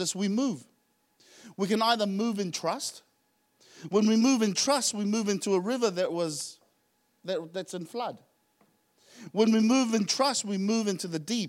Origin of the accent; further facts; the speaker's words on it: Auckland, New Zealand; moved away as an adult; also born or lived in Tonga; I didn't grow up in Tonga. I grew up in Auckland.